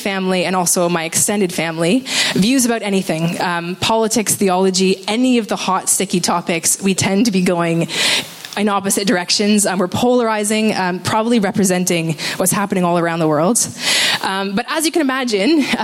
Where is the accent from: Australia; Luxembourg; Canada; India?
Canada; I am from Canada